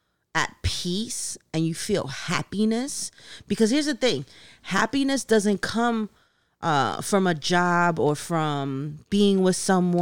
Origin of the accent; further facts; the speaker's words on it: Long Island City, New York, United States; I came from Long Island City in Queens, the hood.